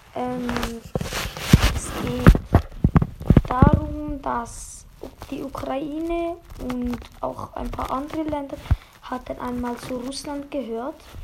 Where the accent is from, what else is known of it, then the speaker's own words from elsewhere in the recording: Switzerland; ich bin ja eigentlich Schweizer